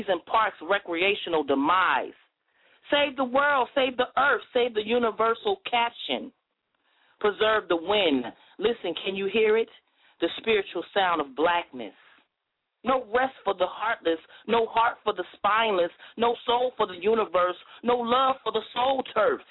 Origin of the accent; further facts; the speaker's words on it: New Jersey, United States; now in Nashville, United States; I'm from Jersey, but I reside in Nashville